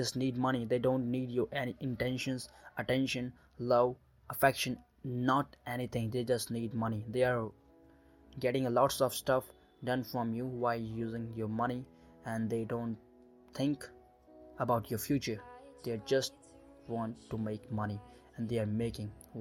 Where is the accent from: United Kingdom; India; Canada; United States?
India; I'm from India right now, 18 years old and doing my graduation